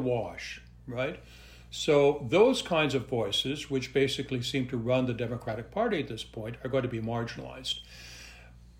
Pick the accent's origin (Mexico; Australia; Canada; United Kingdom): Canada; Montreal, Quebec; also born or lived in Western Canada; now in United States; I'm originally from Montreal